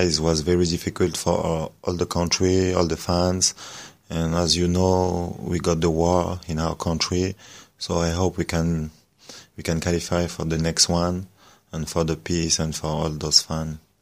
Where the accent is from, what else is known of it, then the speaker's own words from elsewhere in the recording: France; English is a second language; I grew up in France